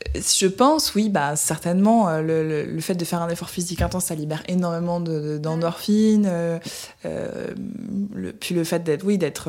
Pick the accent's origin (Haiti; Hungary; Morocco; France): Hungary; Budapest; rentrer chez moi en Hongrie, à Budapest